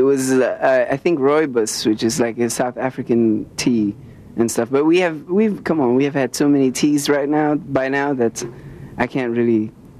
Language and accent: English; Canada; I'm also from Canada.